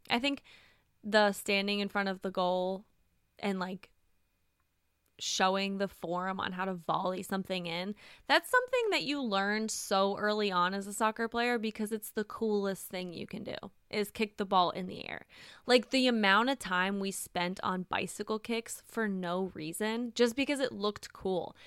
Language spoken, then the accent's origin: English; the South, United States; I'm from the South